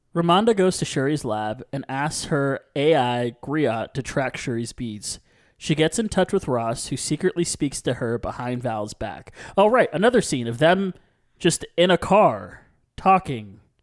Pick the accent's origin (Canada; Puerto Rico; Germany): Puerto Rico; I'm from Puerto Rico